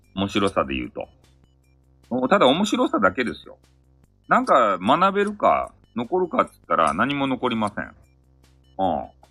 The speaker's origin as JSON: {"language": "Japanese", "area": "Hakata", "region": "Fukuoka", "country": "Japan", "accent": "Hakata dialect", "said": "博多弁昔話があるよ。あの、俺がやりよっちゃけど"}